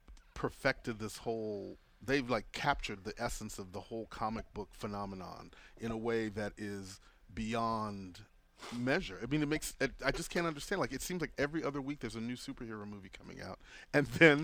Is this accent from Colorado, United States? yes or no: no; Galveston, Texas, United States; also born or lived in Houston; I grew up in Galveston.